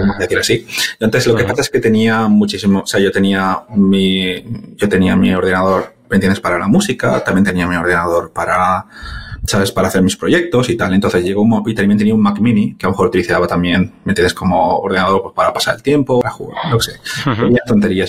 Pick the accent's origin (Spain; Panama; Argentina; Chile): Spain; Valencia, Valencian Community; moved away as an adult; now in London, United Kingdom; Soy originalmente de Valencia, y, pero llevo desde en Londres pues desde dos, sí, desde 2012 llevo en Londres trabajando